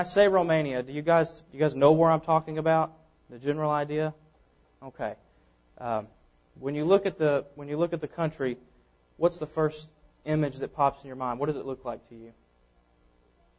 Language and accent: English; Cabot, Arkansas, United States; I was born and raised here in Arkansas, Cabot, Arkansas, where I grew up.